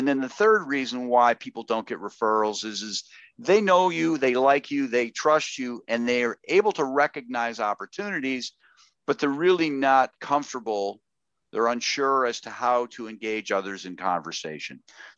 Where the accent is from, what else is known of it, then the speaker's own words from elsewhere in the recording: Chicago, Illinois, United States; Well, I grew up in Chicago, Illinois, and oh, what part of Chicago?